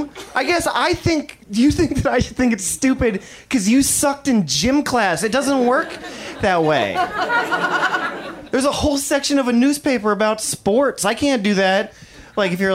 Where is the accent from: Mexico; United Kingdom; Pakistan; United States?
United States; Midwest; now in Los Angeles, United States; I'm from the Midwest.